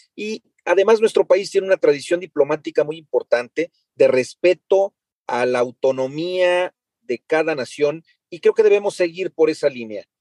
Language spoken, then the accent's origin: Spanish; Hidalgo, Mexico; mi tierra Hidalgo